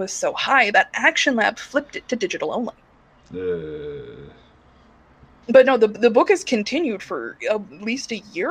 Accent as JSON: {"language": "English", "region": "Midwest", "country": "United States", "said": "I'm from the Midwest."}